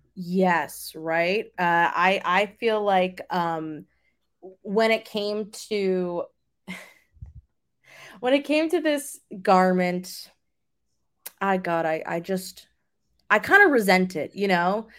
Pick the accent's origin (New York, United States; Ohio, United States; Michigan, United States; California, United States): New York, United States; I'm from New York